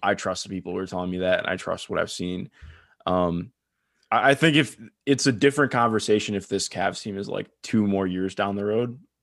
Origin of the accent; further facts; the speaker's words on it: Cleveland, Ohio, United States; you can tell I grew up in Cleveland